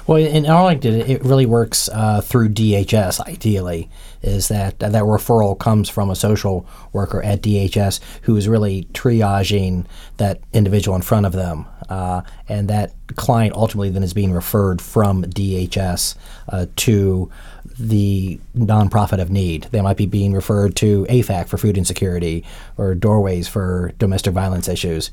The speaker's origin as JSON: {"language": "English", "area": "Montgomery County", "region": "Maryland", "country": "United States", "tie": "born or raised there", "also_born_or_lived": "Virginia", "moved": "as an adult", "said": "I'm a native Washingtonian. I've lived here my entire life. I grew up in Montgomery County"}